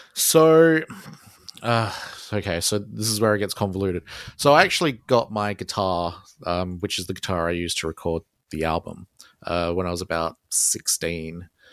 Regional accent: Australia; accent: Australian; I'm Australian

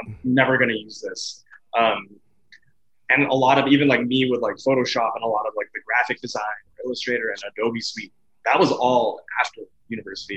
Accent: Edmonton, Alberta, Canada; I'm from, born and raised Edmonton, Alberta, Canada

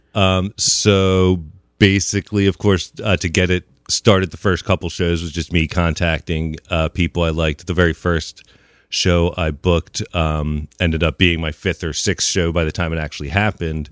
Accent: New Holland, Pennsylvania, United States; also born or lived in Long Island, New York / Lancaster, Pennsylvania / Millersville, Pennsylvania / Lititz, Pennsylvania; I grew up more in the New Holland area

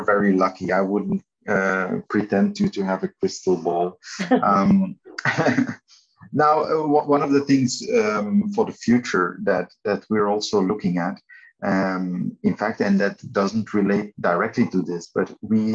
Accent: Belgium; we are from Belgium. And I'm saying that because we're this tiny country in the middle of Europe.

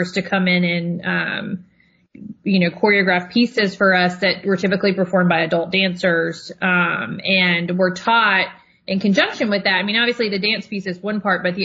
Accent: Tennessee, United States; moved away; also born or lived in Georgia; I'm from Tennessee

